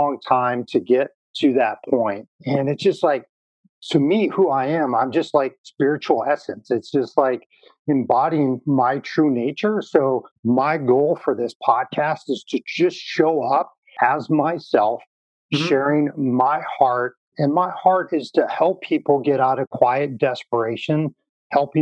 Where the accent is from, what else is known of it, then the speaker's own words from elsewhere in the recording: North Dakota, United States; I grew up in North Dakota.